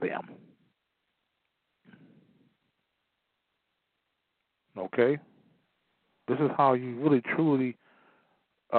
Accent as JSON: {"language": "English", "town": "Chicago", "region": "Illinois", "country": "United States", "tie": "born or raised there", "said": "I was born in Chicago"}